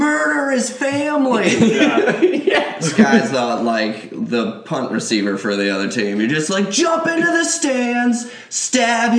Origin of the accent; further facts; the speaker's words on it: South Florida, United States; I'm not from Philly, but I'm... South Florida